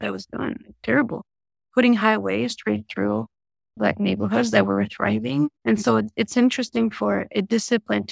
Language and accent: English; Paris, Île-de-France, France; now in United States; Being born and raised in Paris